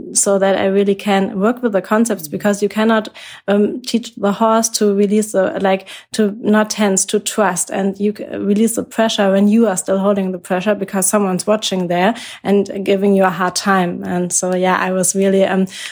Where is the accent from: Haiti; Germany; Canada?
Germany; I'm from Germany.